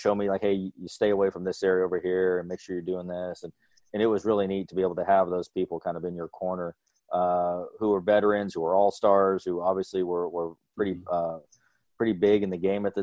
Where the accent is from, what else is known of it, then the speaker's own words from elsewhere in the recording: Las Vegas, Nevada, United States; I'm from Vegas